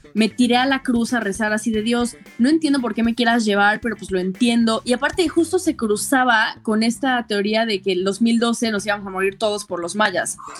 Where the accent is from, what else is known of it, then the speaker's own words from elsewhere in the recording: Puebla, Mexico; yo soy de Puebla, tengo 26 años